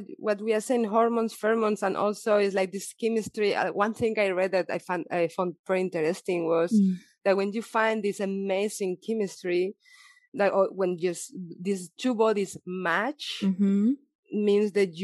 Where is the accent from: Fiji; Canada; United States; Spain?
Spain; Valencia, Valencian Community; English is a second language; moved away as an adult; now in Berlin, Germany; I'm from Valencia, but okay. I moved to Berlin 12 years ago.